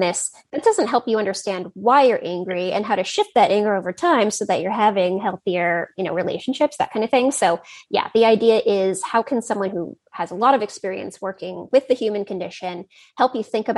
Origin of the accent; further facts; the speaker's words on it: Silicon Valley, California, United States; I grew up in Silicon Valley